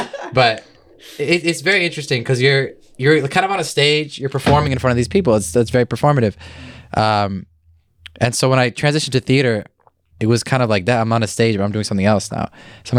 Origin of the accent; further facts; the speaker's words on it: Illinois, United States; I was born here